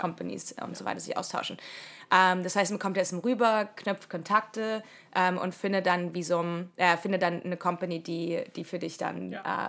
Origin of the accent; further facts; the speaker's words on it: Germany; moved away as an adult; now in United States; die wir alles als Deutsche so machen